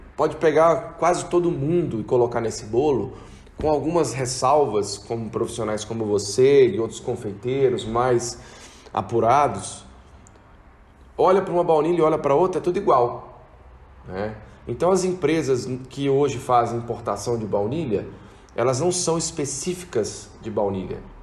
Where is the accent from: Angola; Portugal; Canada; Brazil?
Brazil; como brasileiro